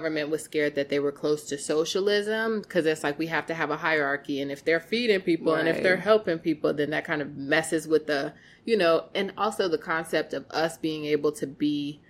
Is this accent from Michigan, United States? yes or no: no; Broadview, Illinois, United States; I'm from Broadview.